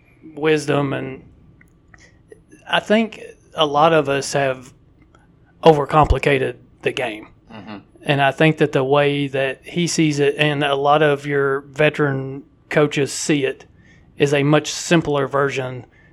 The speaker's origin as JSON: {"language": "English", "town": "Whitesburg", "region": "Kentucky", "country": "United States", "tie": "born or raised there", "also_born_or_lived": "Jackson / Mount Sterling", "said": "I was born in Whitesburg, down southeastern Kentucky, Letcher County, and spent 4 years."}